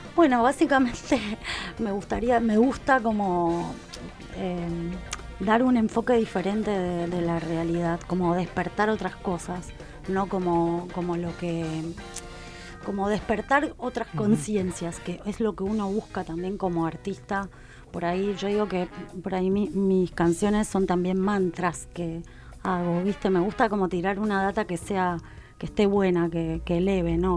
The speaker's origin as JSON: {"language": "Spanish", "region": "Mendoza", "country": "Argentina", "moved": "as an adult", "lives_now": "Buenos Aires, Argentina", "said": "yo soy de Mendoza, un pueblo"}